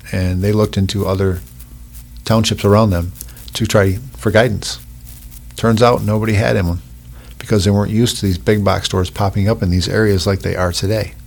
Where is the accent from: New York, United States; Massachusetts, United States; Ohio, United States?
New York, United States; Oswego County; I grew up in Oswego County